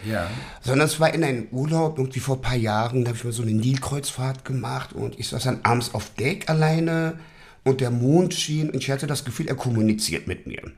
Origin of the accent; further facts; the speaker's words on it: Berlin, Germany; ich bin der gebürtiger Westberliner. So, und ich werde jetzt 50 dieses Jahr und man uh, ist hier ich aufgewachsen